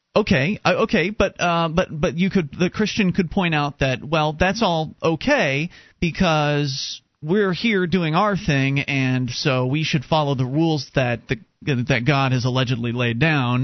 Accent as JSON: {"language": "English", "region": "Florida", "country": "United States", "tie": "born or raised there", "said": "I was raised Presbyterian down uh, in Florida"}